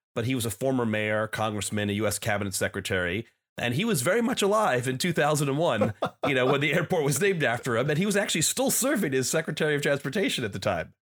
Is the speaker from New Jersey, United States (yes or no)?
yes; New Jersey, United States; when I was a teenager growing up in New Jersey